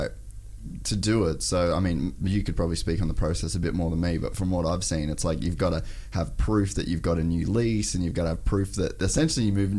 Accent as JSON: {"language": "English", "country": "Australia", "said": "we're fucking white, we're Australian, we own our own business"}